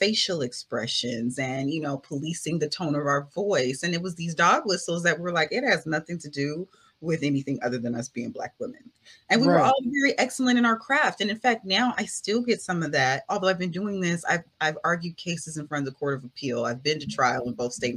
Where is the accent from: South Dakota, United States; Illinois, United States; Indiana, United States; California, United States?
California, United States; Culver City; That's where I'm from. That's where my family lives